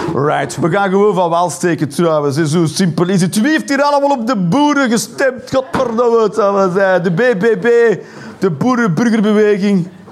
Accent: Flanders, Belgium; Ik ben een Belg, een slash, een Vlaming.

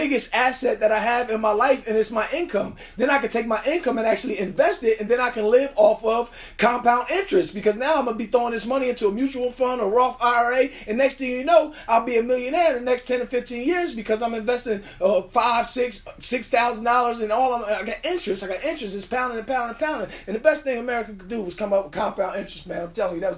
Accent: New Jersey, United States; I'm from Jersey

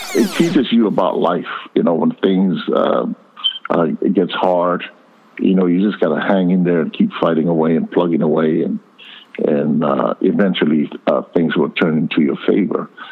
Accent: Hawaii, United States; growing up in Hawaii

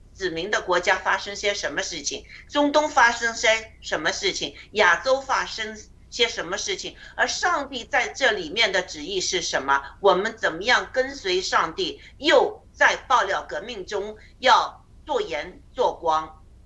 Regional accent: China; 我们每个人在，呃，中共国长大呢

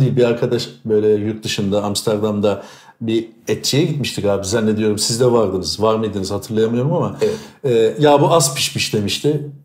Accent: İzmir, Turkey; ben İzmir doğma büyüme İzmirliyim

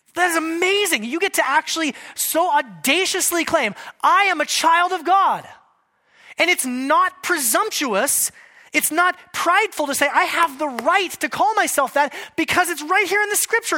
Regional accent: United States

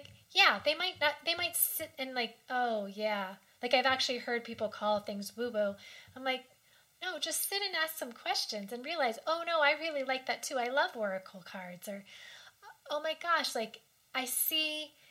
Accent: Washington, District of Columbia, United States; I grew up in Washington, the D.C. area

